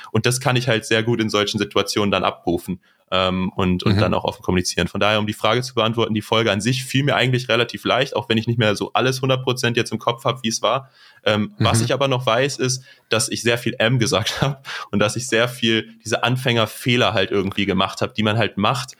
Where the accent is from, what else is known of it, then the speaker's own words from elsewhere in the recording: Neuss, North Rhine-Westphalia, Germany; moved away as an adult; now in Aachen, Germany; aus Neuss oder der Nähe von Neuss, besser gesagt